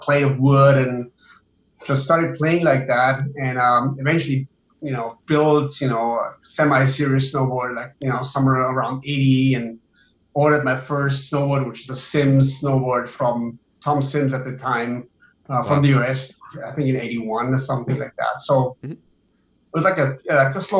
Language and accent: English; Oberammergau, Bavaria, Germany; I grew up in Oberammergau, Germany, which is in Bavaria, south of Munich